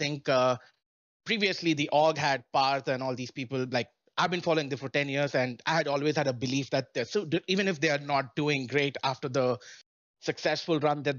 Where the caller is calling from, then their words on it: Melbourne, Florida, United States; Hey, I'm calling from Melbourne, Florida.